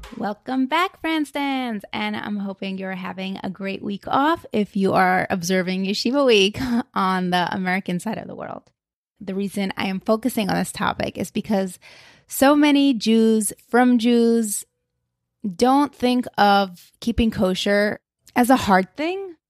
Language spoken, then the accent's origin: English; Moscow, Russia; now in United States; I grew up in Moscow, Russia, where we did not have hashgachos on products